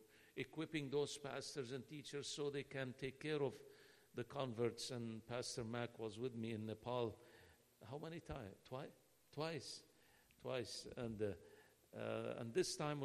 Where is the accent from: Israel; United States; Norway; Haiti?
Israel; Nazareth, Northern District; I'm from Nazareth